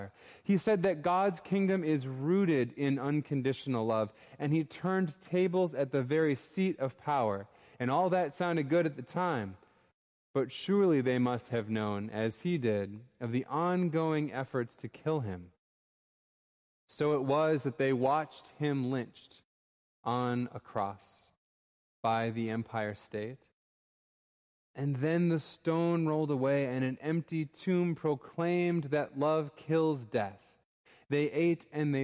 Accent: Minneapolis, Minnesota, United States; moved away; my hometown in Minneapolis, Minnesota.

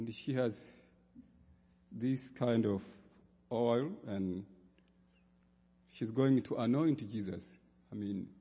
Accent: Tanzania; I come from the Diocese of Western Tanganyika in Tanzania.

